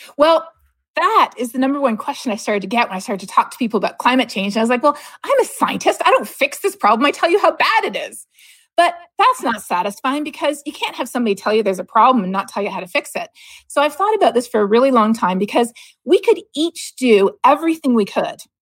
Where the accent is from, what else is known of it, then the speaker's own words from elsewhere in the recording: Canada; growing up in Canada